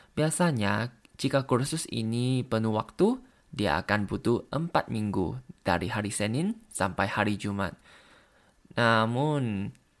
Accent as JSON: {"language": "Indonesian", "country": "Thailand", "second_language": "Indonesian", "said": "dari Thailand."}